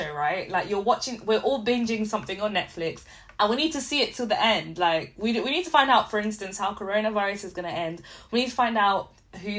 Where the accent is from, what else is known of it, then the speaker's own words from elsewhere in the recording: London, United Kingdom; also born or lived in Liverpool; I grew up in London, you have everyone from everywhere